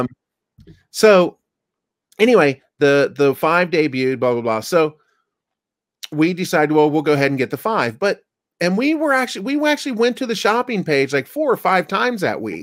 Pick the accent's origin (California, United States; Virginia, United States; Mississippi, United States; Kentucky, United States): Kentucky, United States; moved away; I'm from Kentucky. I grew up around poison ivy.